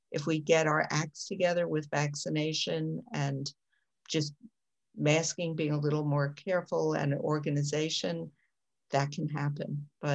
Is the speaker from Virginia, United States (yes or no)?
no; New York, United States; I'm from New York